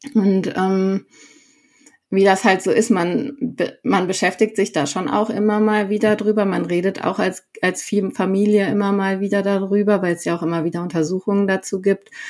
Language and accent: German; Sauerland, North Rhine-Westphalia, Germany; moved away as an adult; now in Herrsching am Ammersee, Germany; ich komme ursprünglich aus dem Sauerland, also Nordrhein-Westfalen. Ähm, genau, und komme da eigentlich aus so einem kleinen Ort, Freinol heißt der, nicht besonders bekannt ähm, und äh, bin dort halt quasi aufgewachsen bei meinem Vater